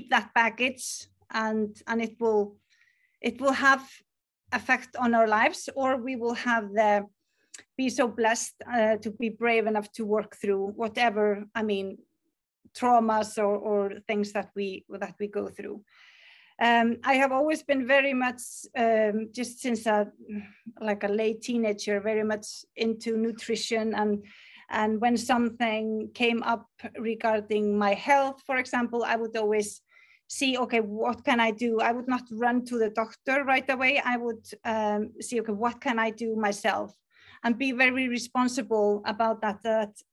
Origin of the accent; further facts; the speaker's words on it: Iceland; English is a second language; I am from Iceland